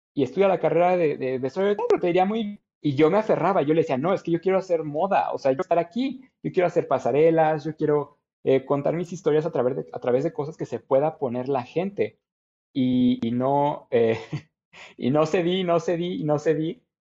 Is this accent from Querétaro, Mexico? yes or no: yes; Querétaro, Mexico; soy orgullosamente queretano eh, de toda la vida